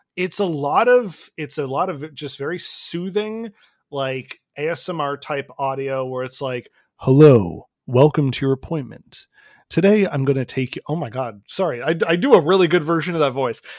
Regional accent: Canada; I'm Canadian

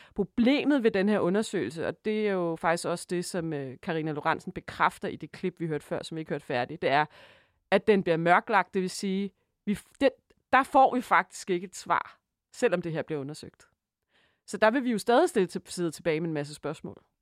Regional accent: Denmark; vi som danskere

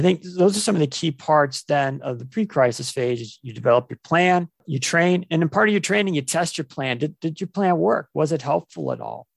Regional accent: Ohio, United States; I was born and raised in Ohio, here in the, in the U S

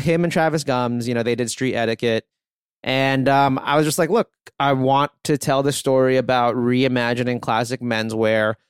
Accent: Philippines; moved away; I was born in the Philippines

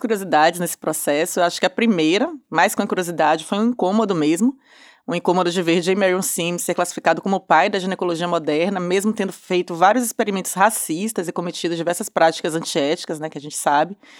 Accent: Bahia, Brazil; accent: Bahian; Não sei se vocês já conheceram aí pelo sotaque, que eu sou baiana.

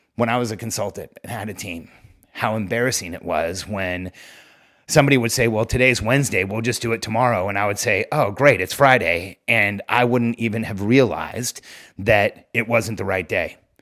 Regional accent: Mexico; moved away; I, I grew up in Mexico.

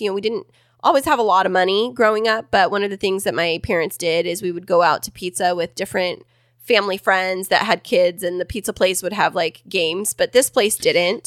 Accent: Kingsburg, California, United States; now in San Diego, United States; Stacked in Kingsburg, my hometown

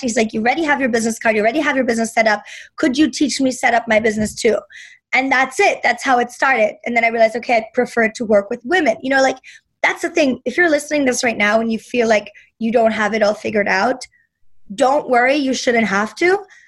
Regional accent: Berlin, Germany; moved away; when I grew up in Berlin

